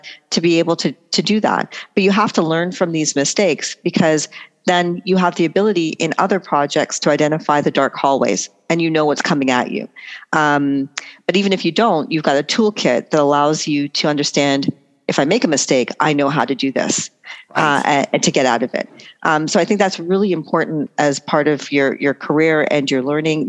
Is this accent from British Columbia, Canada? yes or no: no; Toronto, Ontario, Canada; also born or lived in Trinidad; Born Canadian, grew up here, and then I would travel back every summer, and I lived in Trinidad for 2 years